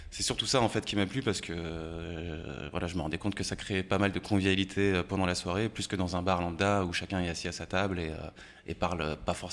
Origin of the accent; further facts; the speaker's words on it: Haute-Savoie, Auvergne-Rhône-Alpes, France; also born or lived in Annecy; Alors, je suis né en Haute-Savoie, pas à Annecy, mais, euh, mais oui, pas très loin.